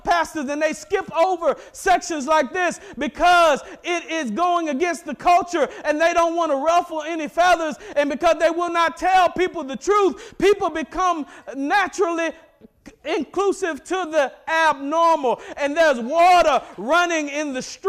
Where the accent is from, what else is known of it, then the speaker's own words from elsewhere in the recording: Mississippi, United States; I'm from Mississippi